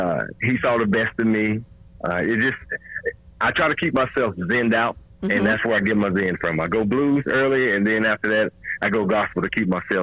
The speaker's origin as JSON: {"language": "English", "region": "Mississippi", "country": "United States", "said": "I'm from Mississippi. I'm a blues guy."}